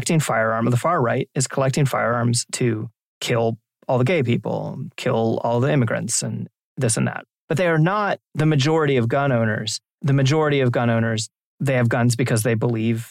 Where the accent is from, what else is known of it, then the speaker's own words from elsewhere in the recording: Maryland, United States; moved away; I'm originally from Maryland